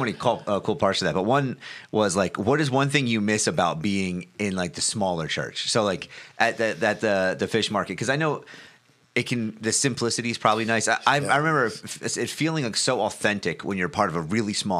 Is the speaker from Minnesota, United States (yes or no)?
no; Hammonton, New Jersey, United States; growing up in Hamilton